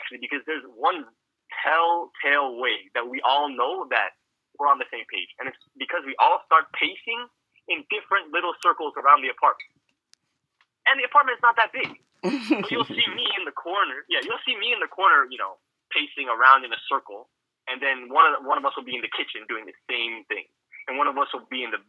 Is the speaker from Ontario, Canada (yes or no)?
yes; Toronto, Ontario, Canada; we're from Toronto